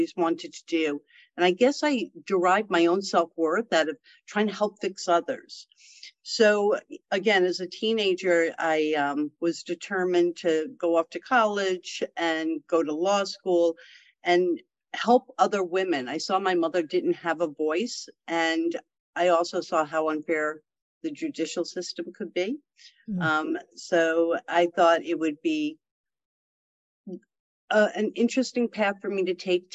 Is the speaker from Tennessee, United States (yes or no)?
no; the Adirondacks, upstate New York, United States; I was raised in the Adirondacks in upstate New York